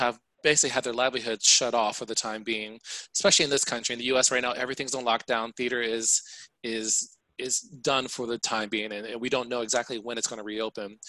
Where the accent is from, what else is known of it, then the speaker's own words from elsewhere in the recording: Mansfield, Ohio, United States; I grew up in a small city called Mansfield, Ohio